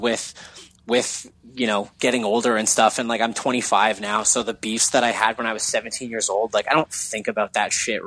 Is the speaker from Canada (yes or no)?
yes; Hamilton, Ontario, Canada; we're from Hamilton, Ontario